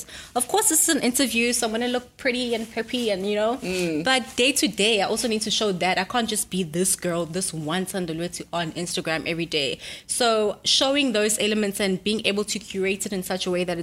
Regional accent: Durban, KwaZulu-Natal, South Africa; Durban. I'm from Durban

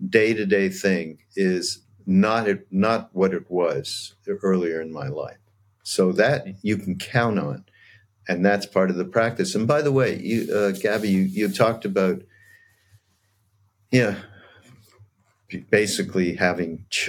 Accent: Canada; I'm Canadian

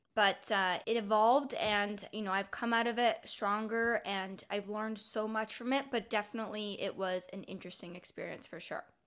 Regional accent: Canada; now in Ontario, Canada; Canada's Olympic coaches were starting a club in my hometown.

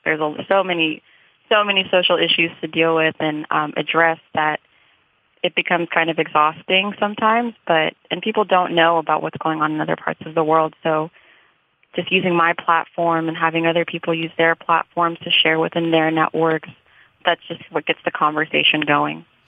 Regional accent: United States; also born or lived in Sudan; I'm American just as much as I am Sudanese

